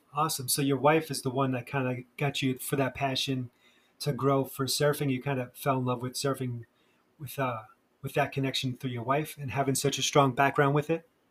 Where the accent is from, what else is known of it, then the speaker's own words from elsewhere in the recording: New York, United States; now in Charleston, United States; I'm originally from New York